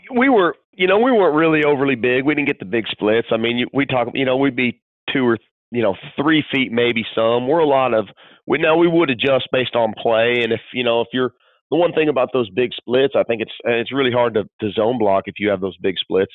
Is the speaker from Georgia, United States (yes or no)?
no; California, United States; moved away; I grew up in California